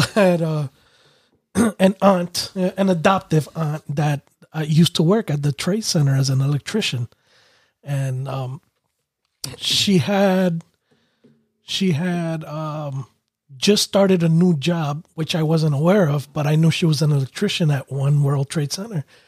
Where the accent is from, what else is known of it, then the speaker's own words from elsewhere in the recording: New York City, New York, United States; moved away as an adult; also born or lived in Connecticut; I was raised in Brooklyn